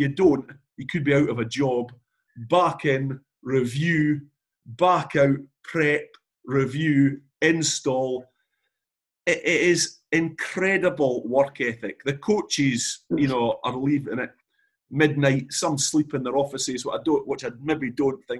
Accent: Galashiels, Scotland, United Kingdom; I'm from Gala Shield, so you're 4 miles from Melrose, where it all started. We were always brought up on Sevens in the Borders.

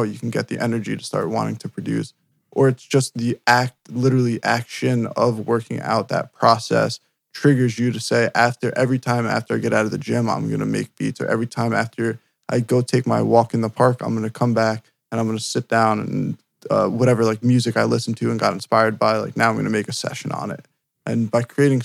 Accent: New Jersey, United States; I'm from New Jersey

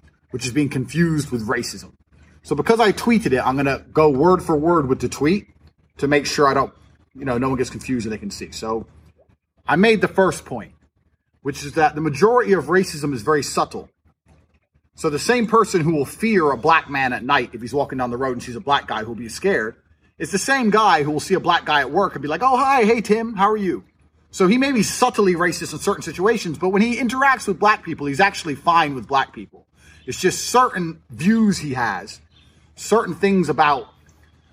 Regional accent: United States; also born or lived in England; now in Romania; I was born in America. I've got an American passport

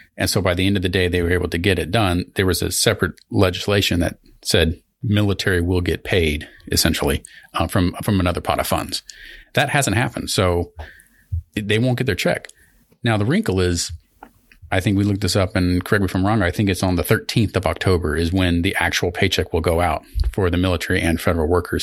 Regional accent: Southern Missouri, United States; I'm from Southern Missouri

